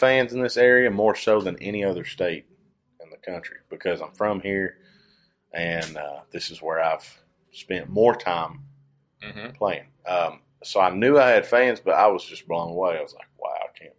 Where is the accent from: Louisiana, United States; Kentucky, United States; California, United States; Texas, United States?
Kentucky, United States; we're both from Kentucky